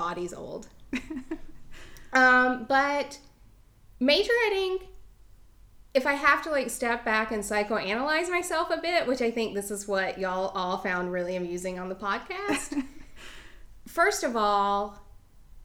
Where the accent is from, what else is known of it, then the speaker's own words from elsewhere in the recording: Mebane, North Carolina, United States; the dance studio in my hometown of Mebane